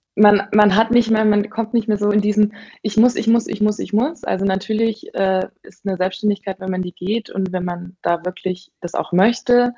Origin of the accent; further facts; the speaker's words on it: Bavaria, Germany; moved away as an adult; also born or lived in Hamburg; ich komme ursprünglich aus Bayern